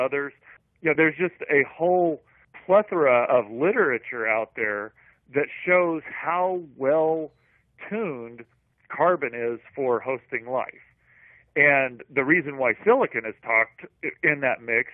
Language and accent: English; Missouri and Iowa, Midwest, United States; now in California, United States; I grew up in Missouri and Iowa, and we've got very good soil for growing things